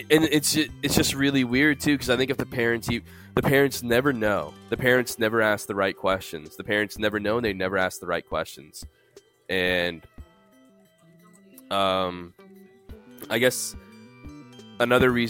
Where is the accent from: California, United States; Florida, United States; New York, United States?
New York, United States; New York City; born there; I was born in the Bronx, so that's a pretty poor place.